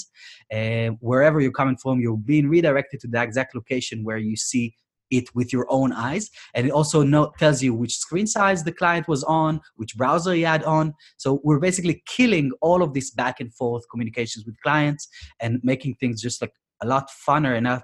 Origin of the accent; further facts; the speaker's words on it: Israel; moved away as an adult; now in United Kingdom; from my hometown, I'm from Israel originally.